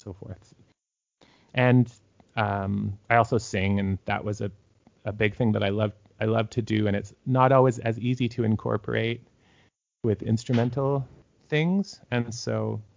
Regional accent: Toronto, Ontario, Canada; moved away as an adult; also born or lived in Saskatoon, Canada / Regina, Canada / Kitchener-Waterloo, Canada; I'm from Toronto and had moved out to Saskatchewan to play in Saskatoon Symphony and then the Regina Symphony

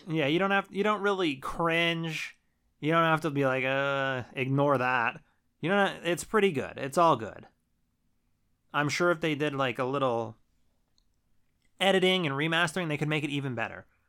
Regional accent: Trevorton, Pennsylvania, United States; I grew up in Treverton, and Treverton is very close to Shimokan.

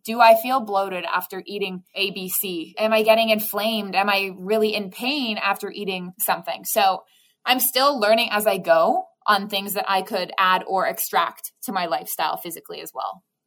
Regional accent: Waterloo, Ontario, Canada; also born or lived in Rhode Island, United States; now in Hamilton, Canada; So I'm originally from Waterloo, which is about an hour away from Toronto.

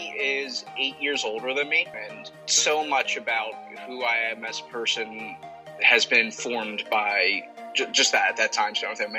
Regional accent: Atlantic City, New Jersey, United States; I'm from Atlantic City, so I'm right on the shore.

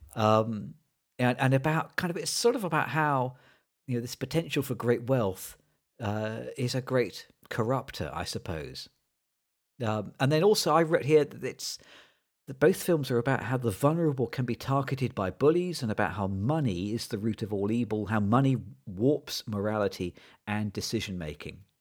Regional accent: United Kingdom; as a British person

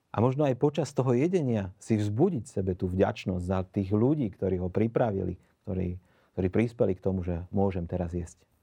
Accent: Bratislava, Bratislava Region, Slovakia; pochádzam z Bratislavy

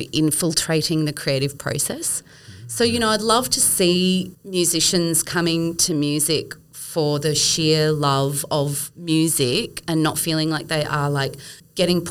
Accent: Brisbane, Queensland, Australia; moved away; I grew up in Brisbane and I know her from my days in Brisbane.

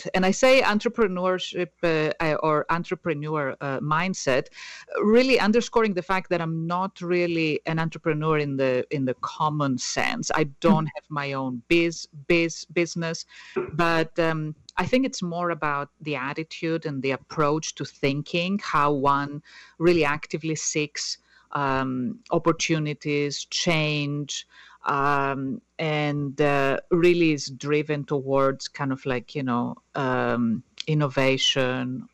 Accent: Greece; first language Greek; English is a second language; moved away as an adult; also born or lived in Netherlands; now in United States; as you can tell from my accent, I'm not from the U.S., so I was born in Greece, and soon after I graduated high school, I moved to the Netherlands.

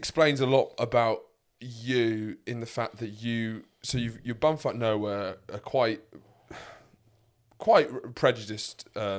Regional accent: London, United Kingdom; also born or lived in Sussex; This is the thing, is I grew up in London, I've lived most of my life in Sussex

